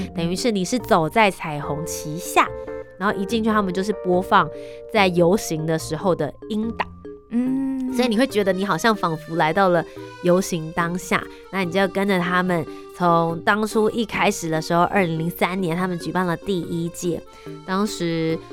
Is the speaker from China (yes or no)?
no; Taipei, Taiwan; 你自己身为一个台北人